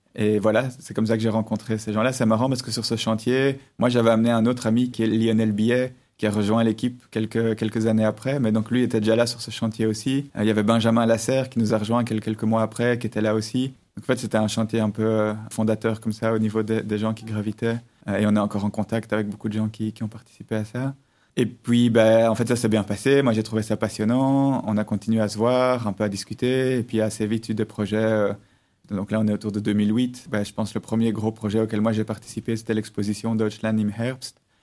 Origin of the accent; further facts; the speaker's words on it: Brussels, Brussels-Capital Region, Belgium; je suis né en 1986 à Bruxelles, euh, j'ai grandi à Bruxelles, j'ai étudié à Bruxelles